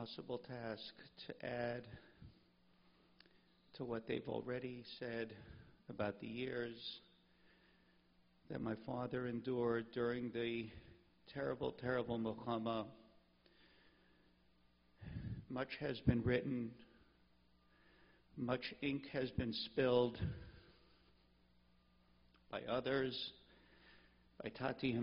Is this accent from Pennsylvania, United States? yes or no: yes; Pittsburgh, Pennsylvania, United States; when I was just a kid growing up in Pittsburgh